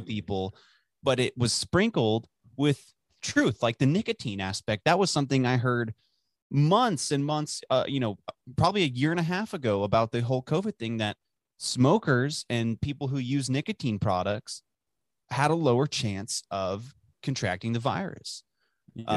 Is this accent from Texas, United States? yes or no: yes; Dallas, Texas, United States; growing up in Dallas